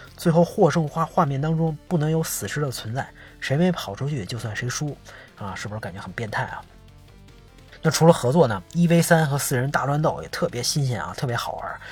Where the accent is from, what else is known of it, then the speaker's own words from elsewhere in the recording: Beijing, China; 小时候在北京著名的官员批发市场，现在早拆了